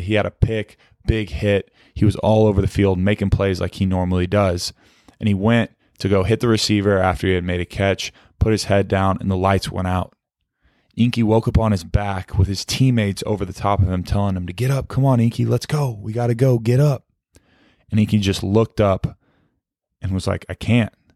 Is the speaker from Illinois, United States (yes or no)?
no; Fort Worth, Texas, United States; as a kid growing up in Fort Worth, Texas